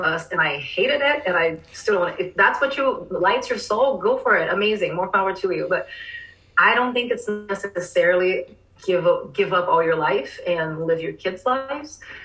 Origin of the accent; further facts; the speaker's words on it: Rio de Janeiro, Brazil; now in Austin, United States; I'm from Rio